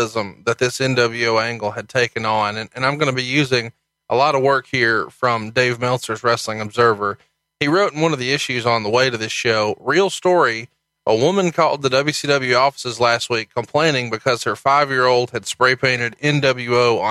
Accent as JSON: {"language": "English", "region": "Alabama", "country": "United States", "said": "I'm a slapdick from Alabama"}